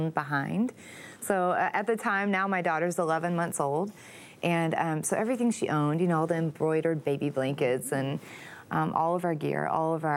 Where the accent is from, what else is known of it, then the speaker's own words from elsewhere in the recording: Texas, United States; I'm from Texas